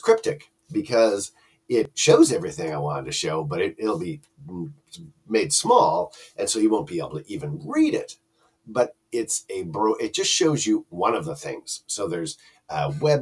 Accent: Canada; I'm Canadian.

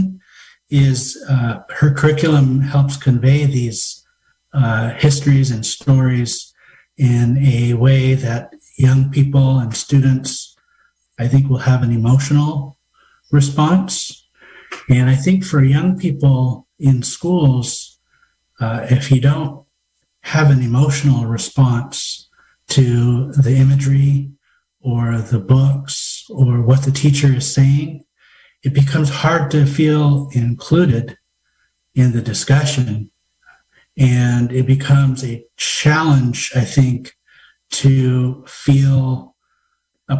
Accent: Susanville, California, United States; I was born and raised in Susanville on the Susanville Indian Rancheria

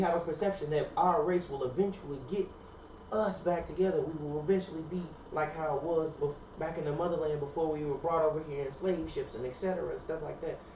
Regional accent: United States; I'm a black American, not an African American

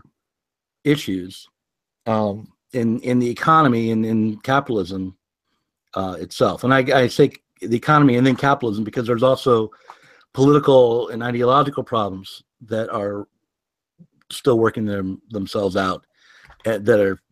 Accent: United States; also born or lived in Portland, Oregon; I'm an American

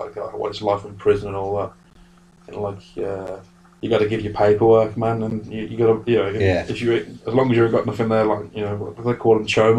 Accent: United Kingdom; Born and raised on that island. Like, we are born and raised on this island.

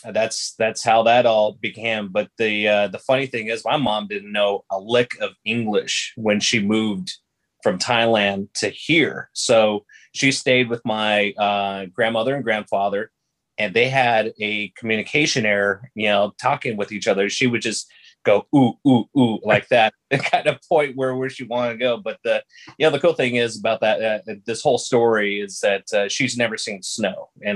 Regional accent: Laramie, Wyoming, United States; moved away as an adult; Born and raised in the Gem City of Laramie, Wyoming, July 7th, 1977

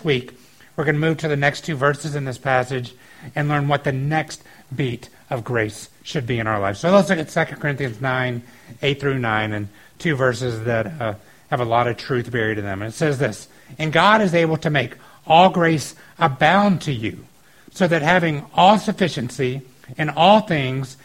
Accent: the South, United States; I grew up in the South

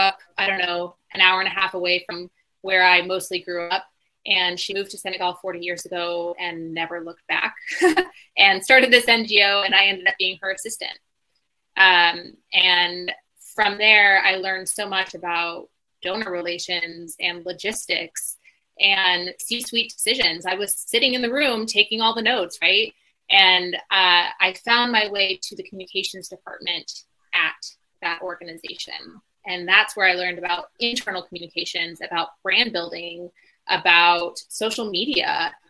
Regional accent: Bloomington, Illinois, United States; So in 2017, we came back to sort of my hometown. We moved around a little bit growing up, but Bloomington, Illinois, dead center middle America, is where we accidentally ended up

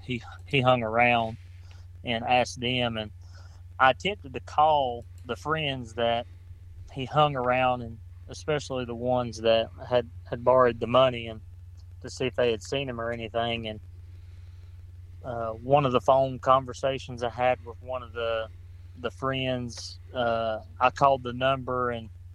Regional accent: Cleveland County, North Carolina, United States; I grew up in Cleveland County born and raised here

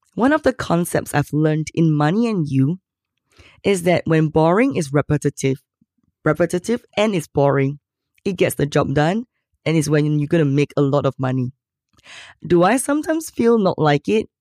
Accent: Singapore; I'm from Singapore

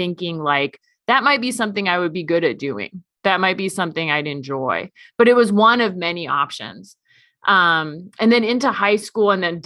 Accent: Seattle, Washington, United States; moved away as an adult; now in Omaha, United States; I grew up in Seattle and I grew up in the Episcopal Church

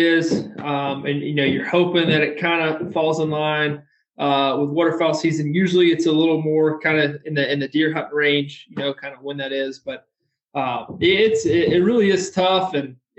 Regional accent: Warner Robins, Georgia, United States; born or raised there

